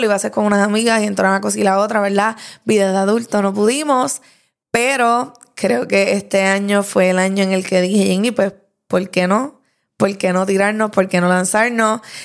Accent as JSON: {"language": "Spanish", "town": "Lares", "country": "Puerto Rico", "tie": "born or raised there", "moved": "as an adult", "lives_now": "Bayamón, Puerto Rico", "said": "de 26 años, natural de Lares"}